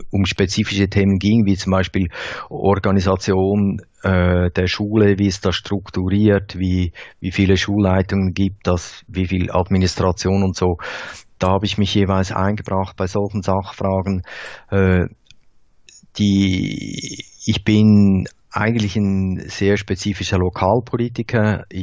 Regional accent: Thal, St. Gallen, Switzerland; Wir kommen aus Tal, das ist die, die Ecke, die äh, Nordostecke der Schweiz, wo der Rhein in den Bodensee mündet

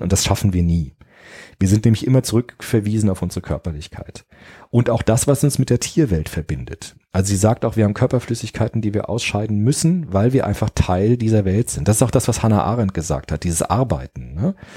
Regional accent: Frankfurt, Hesse, Germany; ich bin ja auch äh, in Rödelheim in Frankfurt aufgewachsen

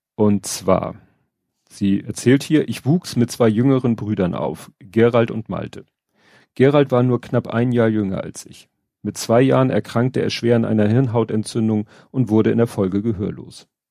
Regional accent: Hamburg, Germany; ich als Hamburger

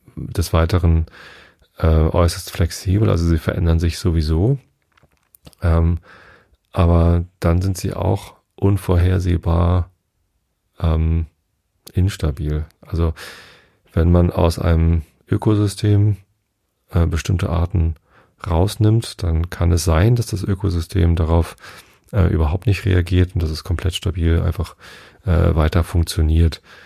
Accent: Wistedt, Lower Saxony, Germany; Ich bin ja in Vistet aufgewachsen

